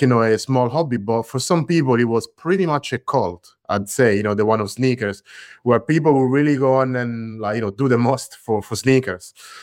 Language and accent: English; Latina, Lazio, Italy; I grew up in Latina, which is a small city near Rome in central Italy.